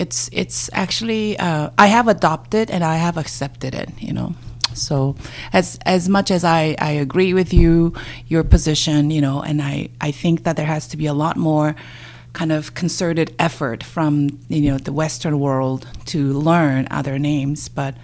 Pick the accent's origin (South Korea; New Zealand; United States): South Korea; born or raised there; English is a second language; moved away as an adult; now in Canada